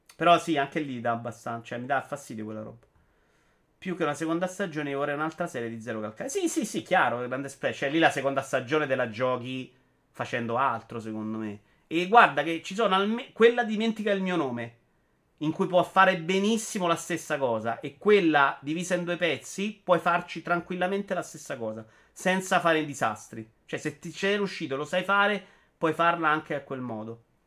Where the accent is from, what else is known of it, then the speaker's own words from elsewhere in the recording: Rome, Lazio, Italy; da romano